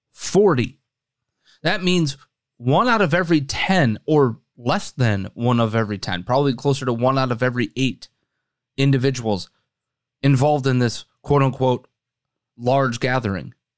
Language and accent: English; Wisconsin, United States; now in Chicago, United States; my home state, Wisconsin